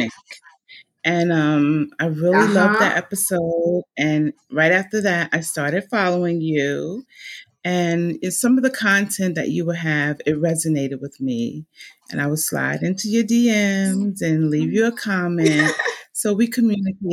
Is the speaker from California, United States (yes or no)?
no; New Jersey, United States; moved away as an adult; I'm from New Jersey, born and raised